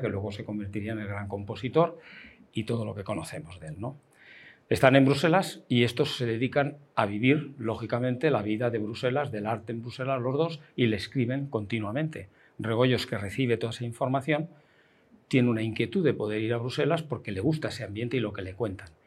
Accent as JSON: {"language": "Spanish", "town": "Alicante", "region": "Valencian Community", "country": "Spain", "tie": "born or raised there", "said": "yo soy nacido en Alicante"}